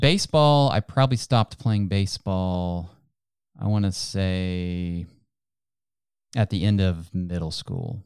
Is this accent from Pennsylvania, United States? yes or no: no; Ohio, United States; now in North Texas, United States; Where I was growing up in Ohio, we had much bigger backyards than we have here in Texas, in North Texas.